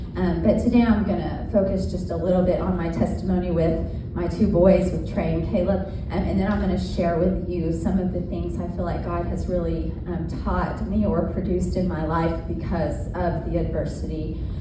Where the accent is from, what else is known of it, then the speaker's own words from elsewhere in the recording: Seminole, Oklahoma, United States; I grew up in Seminole, Oklahoma. It's a small town